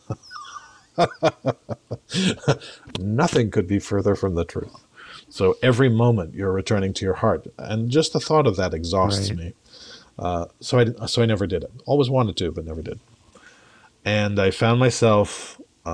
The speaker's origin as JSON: {"language": "English", "region": "England", "country": "United Kingdom", "said": "culturally, I'm English"}